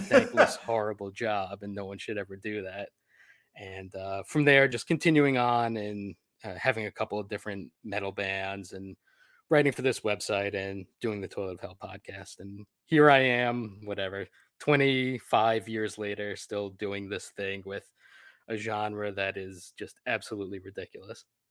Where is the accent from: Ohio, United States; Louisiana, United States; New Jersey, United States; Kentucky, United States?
New Jersey, United States; I grew up in New Jersey